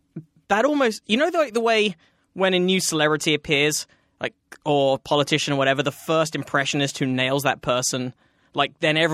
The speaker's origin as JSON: {"language": "English", "country": "United Kingdom", "said": "as a Brit"}